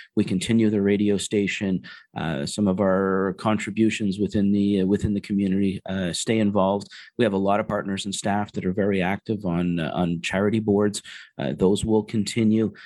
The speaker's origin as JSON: {"language": "English", "country": "Canada", "said": "being Canadian"}